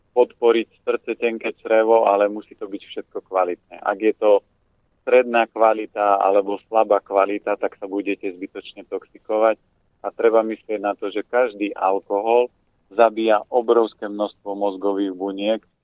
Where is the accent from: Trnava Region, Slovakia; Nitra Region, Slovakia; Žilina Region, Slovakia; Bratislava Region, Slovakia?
Žilina Region, Slovakia; Orava; pochádzam z Oravy